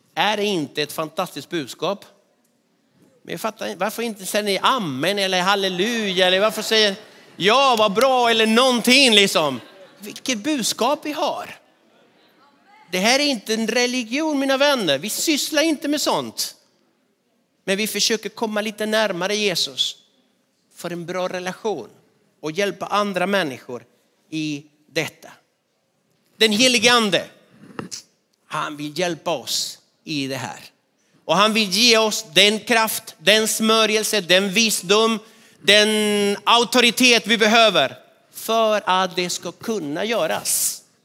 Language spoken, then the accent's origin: Swedish; Argentina; moved away as an adult; now in Sweden; min hemstad i Argentina